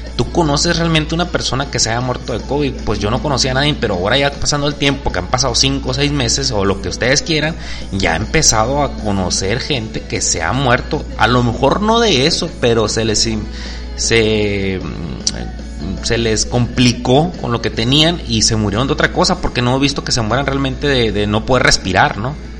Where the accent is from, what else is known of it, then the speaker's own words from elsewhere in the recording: Mexico; Somos mexicanos